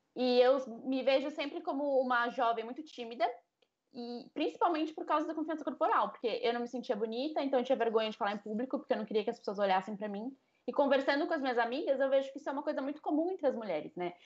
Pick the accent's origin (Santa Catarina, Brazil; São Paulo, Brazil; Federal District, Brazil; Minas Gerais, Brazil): São Paulo, Brazil; Rio Claro; moved away as an adult; now in Rio de Janeiro, Brazil; Eu sou do interior de São Paulo também, sou de Rio Claro. Eu comecei minha vida bandeirante